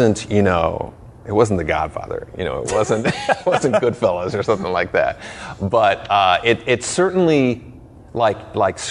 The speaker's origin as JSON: {"language": "English", "town": "Chicago", "region": "Illinois", "country": "United States", "tie": "born or raised there", "said": "I was born in Chicago."}